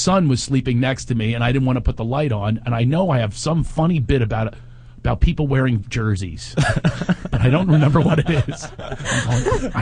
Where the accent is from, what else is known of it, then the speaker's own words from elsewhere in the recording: Philadelphia, Pennsylvania, United States; moved away; also born or lived in Los Angeles; I grew up in Philadelphia